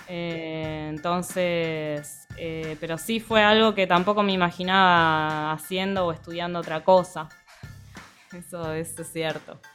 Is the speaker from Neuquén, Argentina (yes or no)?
yes; Neuquén, Argentina; moved away as an adult; also born or lived in La Plata; now in Buenos Aires, Argentina; soy de Neuquén y ahora estoy viviendo en Buenos Aires